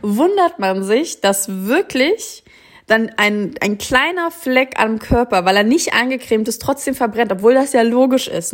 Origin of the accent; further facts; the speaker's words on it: Germany; wir als Deutsche